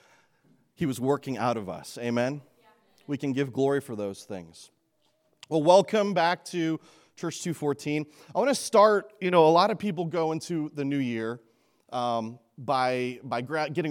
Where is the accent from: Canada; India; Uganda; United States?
Canada; moved away; I grew up in Canada